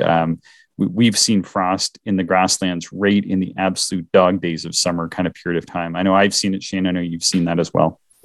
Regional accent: Eastern Canada, Canada; moved away; I'm from Eastern Canada

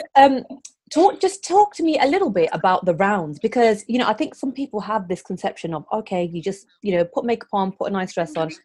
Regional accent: Coventry, West Midlands, United Kingdom; Coventry, my hometown.

